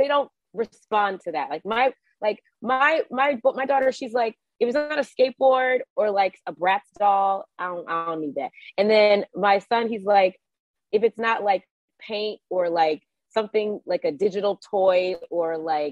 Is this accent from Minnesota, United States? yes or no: no; Georgia, United States; moved away